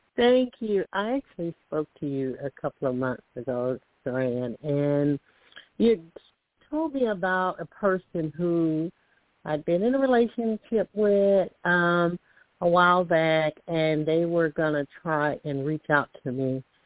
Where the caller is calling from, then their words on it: Alabama, United States; I'm calling from Alabama